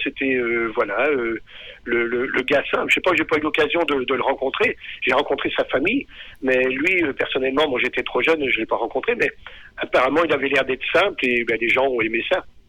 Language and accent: French; Pays de Caux, Normandy, France; je suis natif du pays de Caux comme Bourville. Je suis né à, aller à une dizaine de kilomètres du, village natal de Bourville